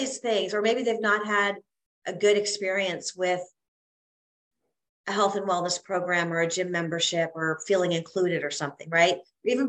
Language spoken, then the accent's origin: English; Canada; moved away as an adult; also born or lived in South Carolina; as a Canadian girl